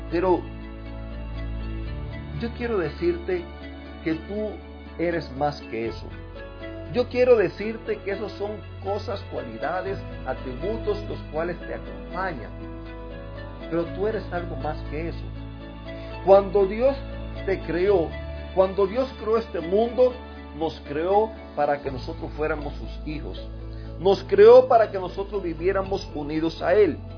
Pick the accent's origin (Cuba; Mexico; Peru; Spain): Cuba; now in Jacksonville, United States; vivo en el 5355 Keystone Drive North, en Jacksonville, Florida. Eh, soy cubano, vengo de una familia eh, donde me, desde pequeño me criaron en un hogar donde iban a la iglesia.